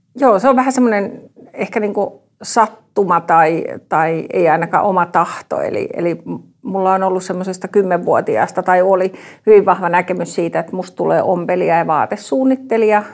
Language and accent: Finnish; Tampere, Pirkanmaa, Finland; also born or lived in Ikaalinen; muutin Ikaalisista takaisin kotiin Tampereelle